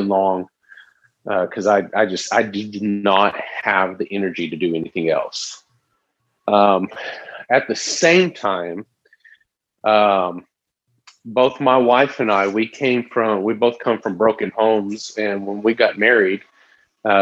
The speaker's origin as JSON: {"language": "English", "town": "Tyler", "region": "Texas", "country": "United States", "tie": "born or raised there", "also_born_or_lived": "Tulsa, Oklahoma", "said": "I'm a nobody from Tyler, Texas. I grew up here"}